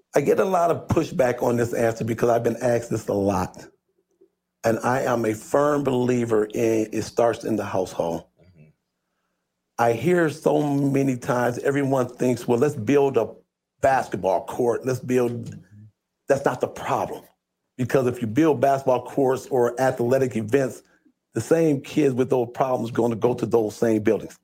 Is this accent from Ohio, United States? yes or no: yes; Toledo, Ohio, United States; I was born and raised here in Toledo, Ohio.